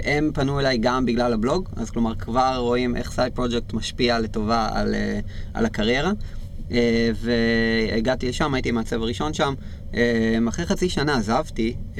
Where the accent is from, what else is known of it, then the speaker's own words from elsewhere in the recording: Israel; בתור ישראלים אנחנו חיים בקלצ'ר הזה